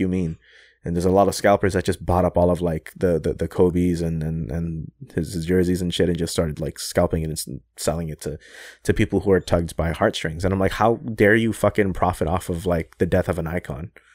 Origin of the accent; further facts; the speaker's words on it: Toronto, Ontario, Canada; I'm from Toronto